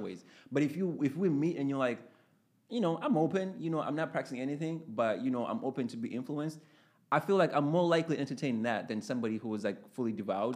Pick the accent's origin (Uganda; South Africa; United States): Uganda; moved away; I grew up in Uganda.